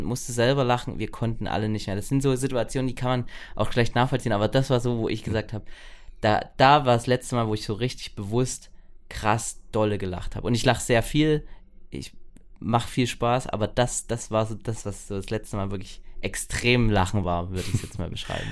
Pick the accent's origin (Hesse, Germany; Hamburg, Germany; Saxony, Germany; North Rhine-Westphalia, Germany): Saxony, Germany; Ore Mountains; hier bei uns im Erzgebirge